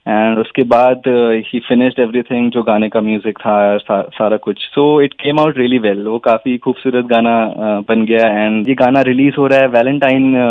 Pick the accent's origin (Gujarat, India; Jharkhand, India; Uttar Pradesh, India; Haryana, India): Uttar Pradesh, India; Lakhimpur; moved away; मैं उत्तर प्रदेश से हूँ लखनऊ के पास एक जगह है लखीमपुर तो मैं वहाँ से हूँ